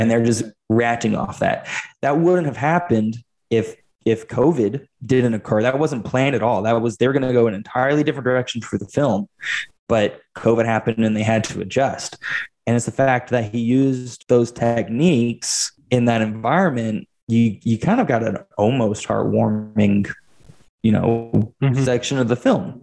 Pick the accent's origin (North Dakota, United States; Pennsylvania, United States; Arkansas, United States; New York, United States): Arkansas, United States; Fort Smith; my hometown of Fort Smith, Arkansas